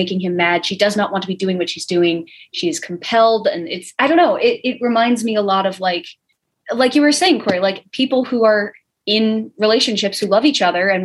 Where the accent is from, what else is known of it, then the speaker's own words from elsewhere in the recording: United Kingdom; We're British